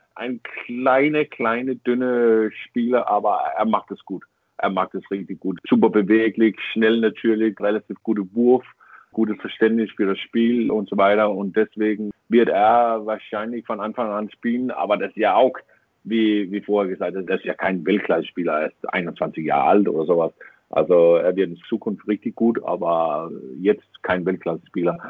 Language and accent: German; Denmark; German is a second language; als Däne